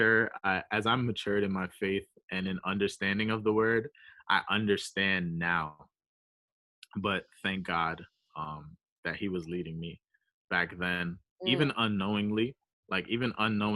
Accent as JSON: {"language": "English", "town": "New York City", "region": "New York", "country": "United States", "tie": "born or raised there", "said": "I grew up in New York"}